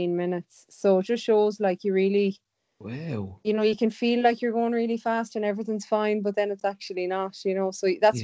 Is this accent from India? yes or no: no; Galway, Connacht, Ireland; I'm from Galway, so I swam in Shark in, like, so that was this one of the swim clubs in Galway